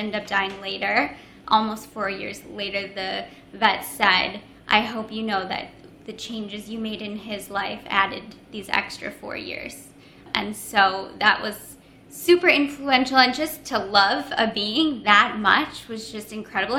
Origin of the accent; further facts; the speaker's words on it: Minneapolis, Minnesota, United States; moved away as an adult; also born or lived in Boston / Chicago; now in New York City, United States; I grew up in Minneapolis in Minnesota